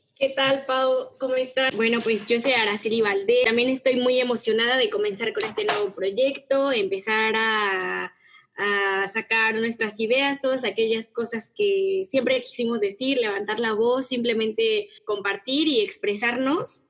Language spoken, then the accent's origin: Spanish; Mexico; soy mexicana y me encanta la gastronomía mexicana, estoy súper orgullosa de mis raíces